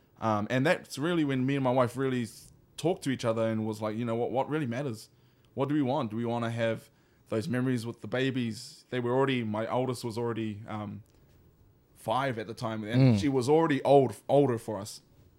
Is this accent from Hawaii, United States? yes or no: yes; Hawaii, United States; this was just an opportunity for us to strengthen our taha Hawaiian side here in Hawaii. being Hawaiian myself as well, and my wife